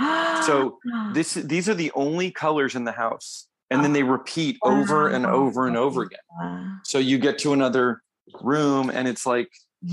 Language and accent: English; Florida, United States; I'm from Florida